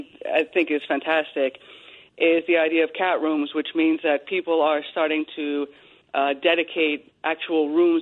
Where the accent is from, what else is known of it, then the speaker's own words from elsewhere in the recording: Long Island, New York, United States; I grew up in Long Island